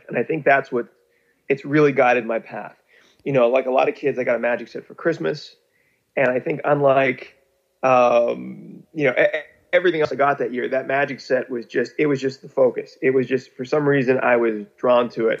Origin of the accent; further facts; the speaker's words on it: Pittsburgh, Pennsylvania, United States; moved away; I'm from Pittsburgh